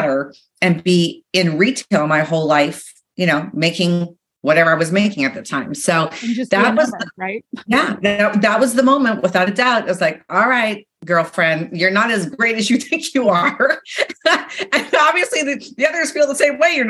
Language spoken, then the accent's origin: English; Regina, Saskatchewan, Canada; moved away as an adult; I had left where I grew up, which was Saskatchewan, Regina